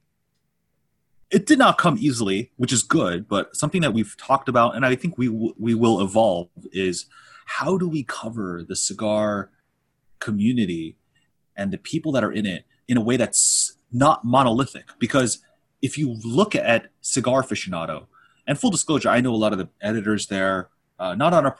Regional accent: Los Angeles, California, United States; also born or lived in Torrance, California; We're from

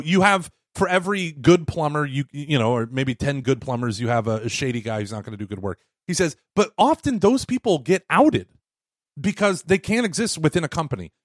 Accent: Texas, United States; I'm from Texas

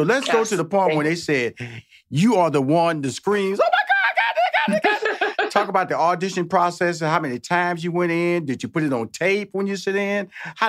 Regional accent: Houston, Texas, United States; now in Los Angeles, United States

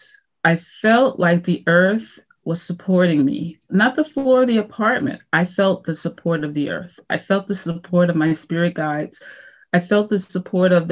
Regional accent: United States; I was from the United States of America

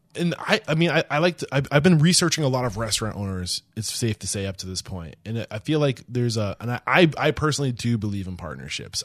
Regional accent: Northeast, United States; also born or lived in New Hampshire; growing up in the Northeast

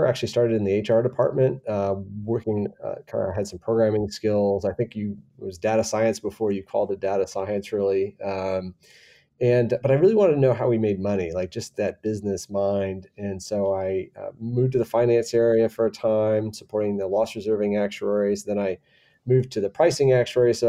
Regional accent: Michigan, United States; moved away as an adult; also born or lived in Washington, D.C.; now in San Antonio, United States; I was born and raised in Michigan and went to Michigan State.

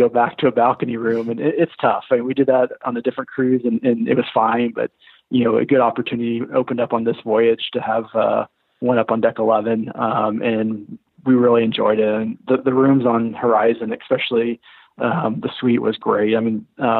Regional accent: Texas, United States; moved away; I'm originally from Texas

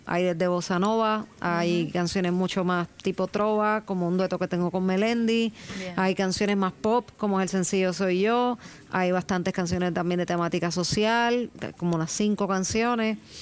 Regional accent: Puerto Rico; Evidentemente nací en Puerto Rico

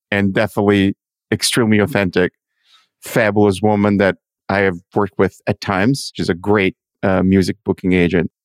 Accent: Milan, Lombardy, Italy; I'm from Milano.

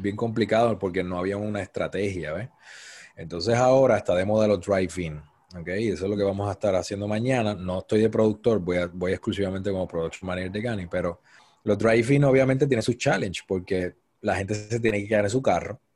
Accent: Cabo Rojo, Puerto Rico; now in San Juan metropolitan area, Puerto Rico; soy natural de Cabo Rojo, Puerto Rico.

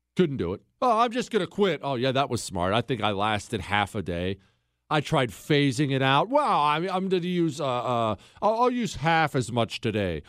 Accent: United States; I'm an American

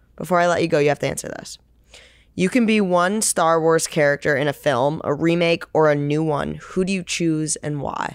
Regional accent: Northeast, United States; moved away; I'm from the Northeast.

